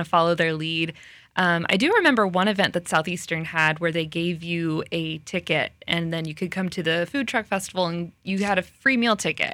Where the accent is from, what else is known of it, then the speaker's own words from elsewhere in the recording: Tallahassee, Florida, United States; moved away as an adult; also born or lived in Orlando, Florida; now in Lakeland, United States; I'm from Tallahassee, so I am a Florida girl